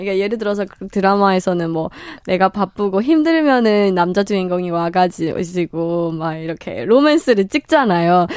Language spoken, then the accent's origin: Korean; Myanmar; Korean is a second language; moved away as an adult; now in South Korea; 한국에 지낸 지는 한 10년 정도 됐습니다.